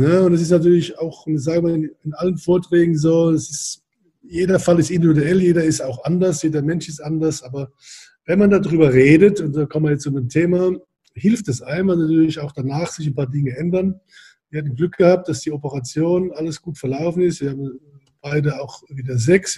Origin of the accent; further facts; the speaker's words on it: Germany; now in Hamburg, Germany; ich komme ja aus der Weingegend